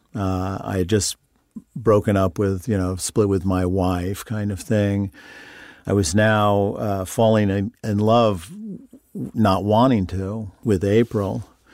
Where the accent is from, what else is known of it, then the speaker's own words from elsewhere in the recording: Long Island, New York, United States; moved away; I grew up on Long Island